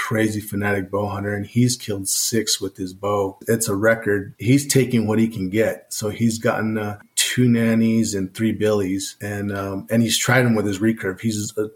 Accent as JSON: {"language": "English", "town": "Deming", "region": "New Mexico", "country": "United States", "tie": "born or raised there", "said": "I was born and raised in Demi, New Mexico"}